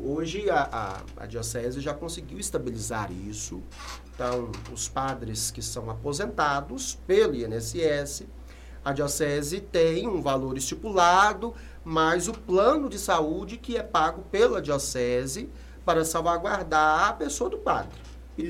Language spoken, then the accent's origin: Portuguese; Sete Lagoas, Minas Gerais, Brazil; also born or lived in Contagem / Belo Horizonte; Depois nós retornamos para Sete Lagoas. E lá cresci